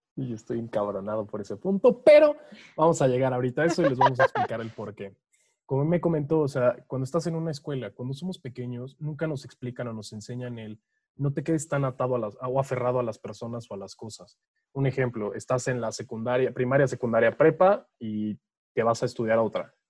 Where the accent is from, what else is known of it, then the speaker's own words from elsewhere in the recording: Mexico; como típicos mexicanos